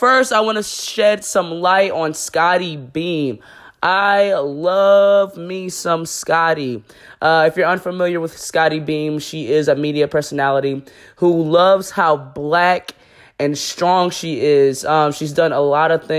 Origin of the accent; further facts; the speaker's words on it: Buffalo, New York, United States; my hometown, Buffalo, New York